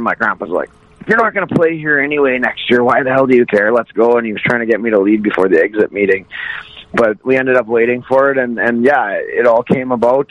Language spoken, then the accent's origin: English; Wainwright, Alberta, Canada; also born or lived in Vermilion, Alberta; I grew up in Wainwright, Alberta. Um, I'm originally I was born in Vermilion, Alberta